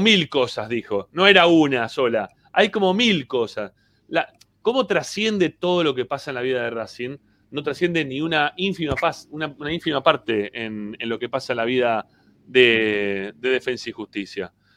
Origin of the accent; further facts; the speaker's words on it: Argentina; somos argentinos